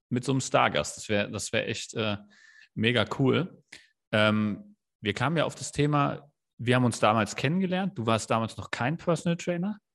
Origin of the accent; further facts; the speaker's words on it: Kelkheim, Hesse, Germany; ich bin ja in Kerkheim im Taunus aufgewachsen, war, bin da auch zur Schule gegangen